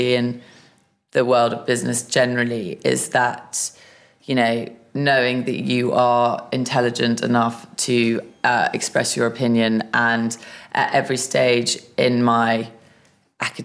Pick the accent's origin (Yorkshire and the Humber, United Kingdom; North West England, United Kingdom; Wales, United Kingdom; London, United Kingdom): London, United Kingdom; I'm a Londoner, born and bred.